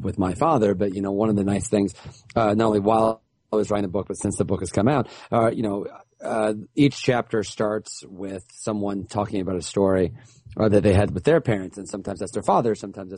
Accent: Central Illinois, United States; We're from Central Illinois

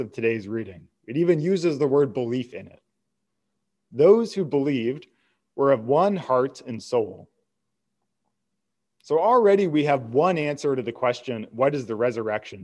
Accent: United States; I'm an American

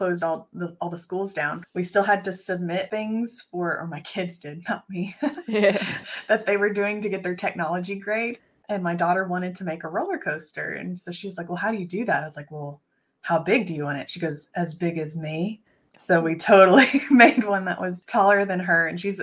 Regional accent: Texas, United States; the Food Truck Championship of Texas, which happens to be in my hometown.

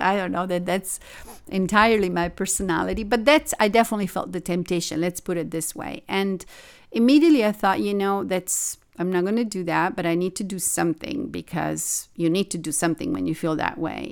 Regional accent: Italy; also born or lived in Tokyo / New York; now in Los Angeles, United States; I grew up in Italy

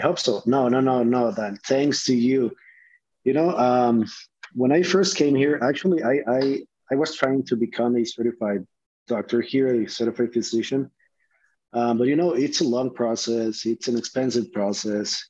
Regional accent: Honduras; English is a second language; moved away as an adult; now in United States; I'm from Honduras

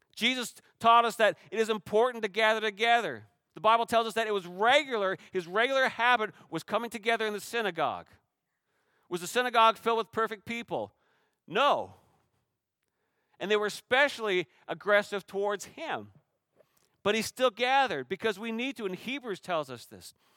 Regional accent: Canada; now in Shoreline, United States; I'm Canadian

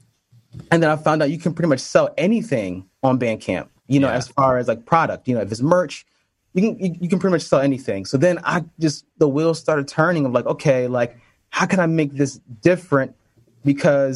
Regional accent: Connecticut, United States; also born or lived in New York City; I'm from Connecticut, and we kind of lived, not too far from each other

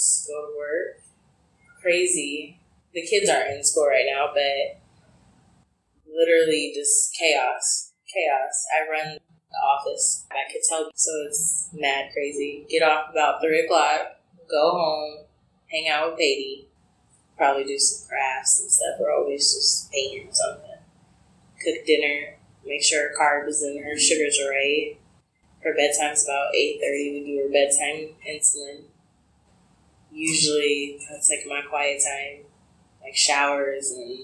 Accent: Des Moines, Iowa, United States; I grew up in Des Moines on the northwest side

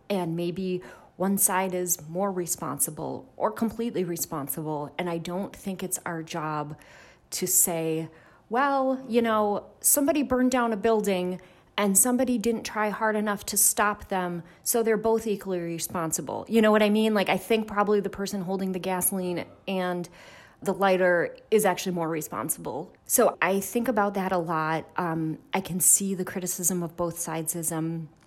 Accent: Milwaukee, Wisconsin, United States; moved away as an adult; I grew up in Milwaukee. My parents were, um, M P S teachers

